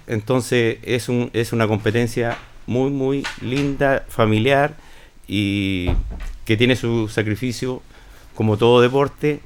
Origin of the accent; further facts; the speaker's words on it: Linares, Maule, Chile; soy de Linares